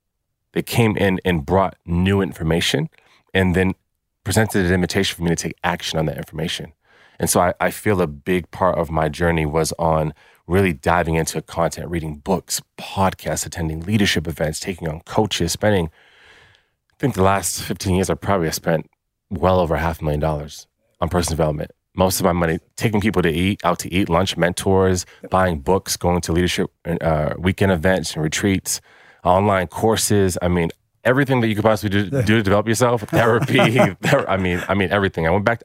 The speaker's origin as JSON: {"language": "English", "country": "United States", "moved": "as an adult", "lives_now": "Australia", "said": "Hey guys, I'm American, I'm in Australia"}